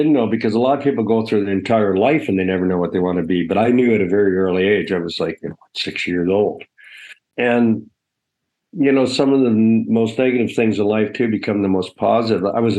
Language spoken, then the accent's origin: English; Ontario, Canada; I went to a Catholic separate school, and it was in Hessen, Ontario.